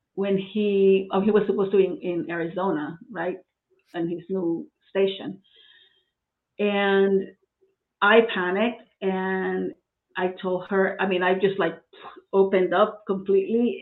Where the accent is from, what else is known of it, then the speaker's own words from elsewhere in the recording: Puerto Rico; moved away as an adult; now in Florida, United States; I'm from Puerto Rico. I was born and, and raised there